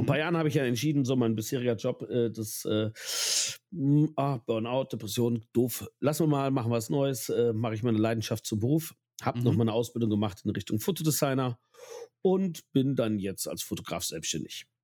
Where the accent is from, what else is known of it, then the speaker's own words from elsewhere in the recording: Ahr Valley, Rhineland-Palatinate, Germany; ich komme aus dem Ahrtal